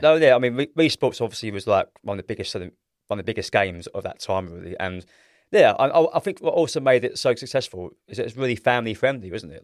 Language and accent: English; London, United Kingdom; I'm thirty-five years old. I'm from South East London